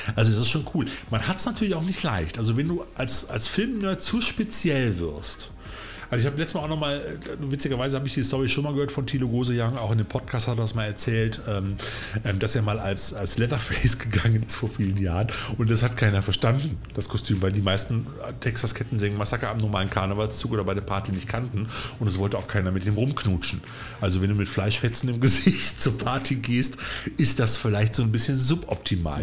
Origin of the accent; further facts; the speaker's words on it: Cologne, North Rhine-Westphalia, Germany; ich persönlich bin ja als gebürtiger Kölner eine reine Frohnatur